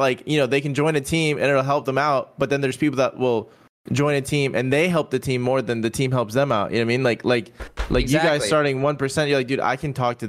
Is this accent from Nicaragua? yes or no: yes; Nicaragua; I was born in Nicaragua.